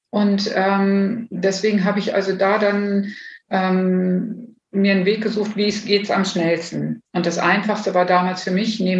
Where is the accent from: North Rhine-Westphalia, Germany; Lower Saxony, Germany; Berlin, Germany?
Lower Saxony, Germany; Bad Pyrmont; born there; Also ähm, geboren wurde ich in Bad Pyrmont und ähm, war schon immer jemand, ich würde jetzt sagen mal Nestflüchter.